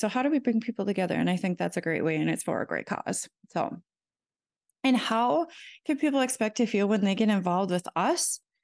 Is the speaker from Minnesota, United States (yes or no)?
yes; Keewatin, Minnesota, United States; moved away as an adult; also born or lived in Saint Cloud, Minnesota; now in Sherburne County, United States; The town is called Keewatin